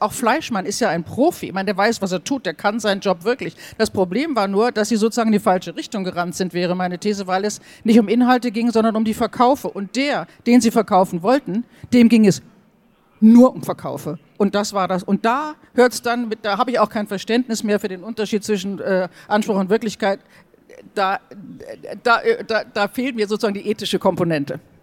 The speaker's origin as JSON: {"language": "German", "country": "Germany", "moved": "yes", "lives_now": "Austria", "said": "als Deutsche."}